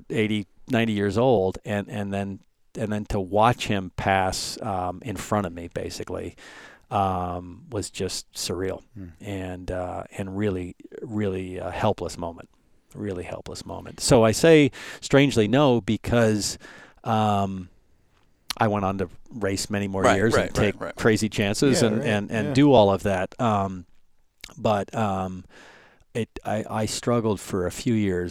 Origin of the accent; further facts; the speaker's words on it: United States; I'm American